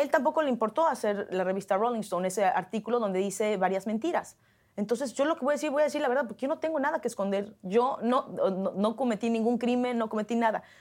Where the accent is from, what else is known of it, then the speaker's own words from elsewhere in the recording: Mexico; now in Hollywood, United States; como mexicana